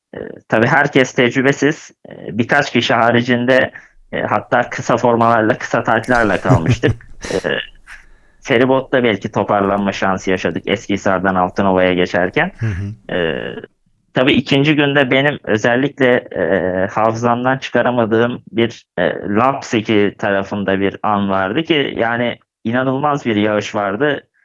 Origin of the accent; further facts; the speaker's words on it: Gebze, Kocaeli, Turkey; also born or lived in Kadıköy, Istanbul; Kadıköy İstanbul doğumluyum. Doğma büyüme Gebzeliyim.